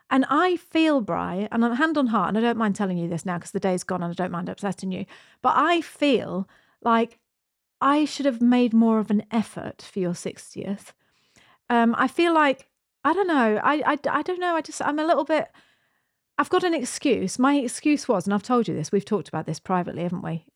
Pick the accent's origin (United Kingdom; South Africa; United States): United Kingdom; moved away as an adult; now in New Zealand; We're British. We emigrated to New Zealand fourteen years ago